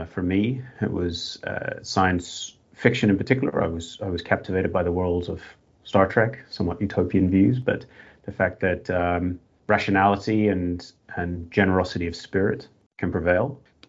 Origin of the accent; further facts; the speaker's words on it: Northern Ireland, United Kingdom; now in Australia; I was growing up in Northern Ireland